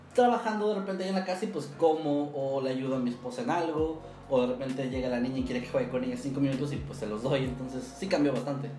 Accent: Mexico City, Mexico; moved away; siendo chilango

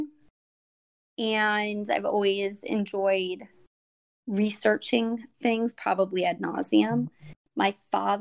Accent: Miami, Florida, United States; moved away as an adult; now in Orlando, United States; I was born and raised in Miami, Florida. About 2 years ago, my husband and I moved up to the Orlando area

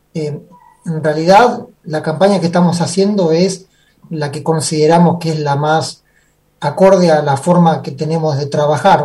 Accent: Banfield, Buenos Aires Province, Argentina; yo soy de acá de Banfield, pero no de Banfield que vengo a Banfield, yo soy de Banfield de Banfield.

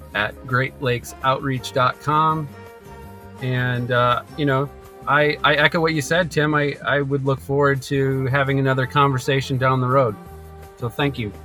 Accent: United States; growing up on Lake Michigan

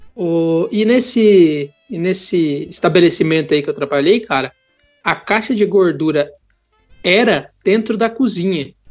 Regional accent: Porto Alegre, Rio Grande do Sul, Brazil; now in São Paulo, Brazil; quando eu era criança e morava em Porto Alegre

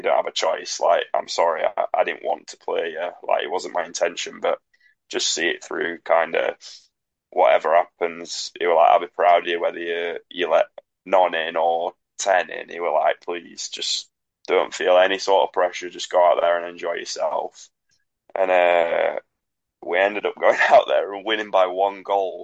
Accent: Sheffield, Yorkshire and the Humber, United Kingdom; that's my hometown.

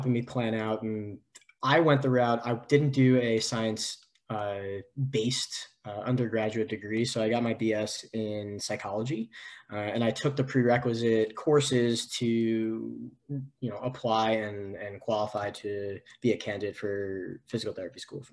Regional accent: New York, United States; moved away as an adult; now in San Diego, United States; I'm from originally from New York

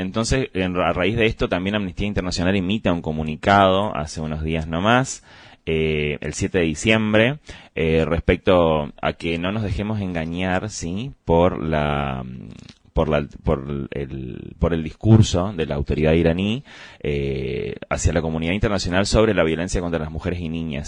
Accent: Argentina; tenemos que repensar todos como argentinos

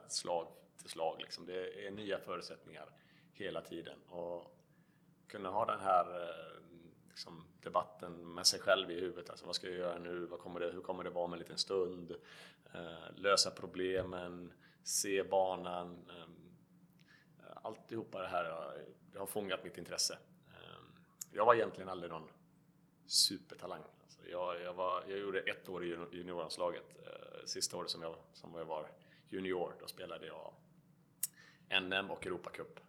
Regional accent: Varberg, Halland County, Sweden; 41 år gammal, född och uppvuxen i Varberg

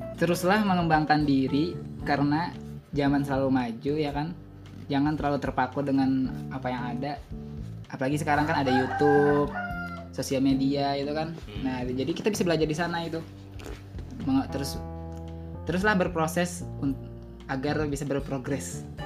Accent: Martapura, South Kalimantan, Indonesia; asalnya saya dari Martapura

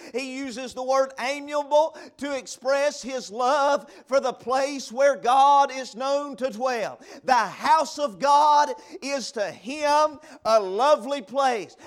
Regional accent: Vilas, North Carolina, United States; moved away as an adult; now in Burnsville, United States; I was from Vilas. That's where I'm from. That's where I grew up, over in Watauga County

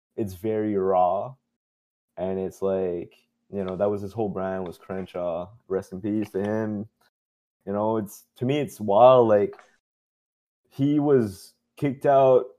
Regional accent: Dieppe, New Brunswick, Canada; accent: Chiac; also born or lived in Moncton, New Brunswick; my hometown, Dieppe, New Brunswick

